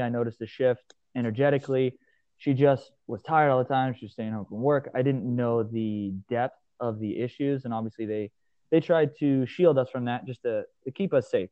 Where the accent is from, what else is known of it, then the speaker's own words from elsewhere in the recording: Hastings, Nebraska, United States; I was born and raised in the middle of a small town in Nebraska, um, Hastings, Nebraska